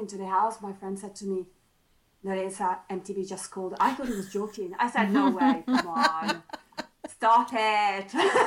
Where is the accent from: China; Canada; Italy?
Italy; English is a second language; moved away as an adult; now in United Kingdom; somebody who came from Italy, you know, coming to the UK was my very first time abroad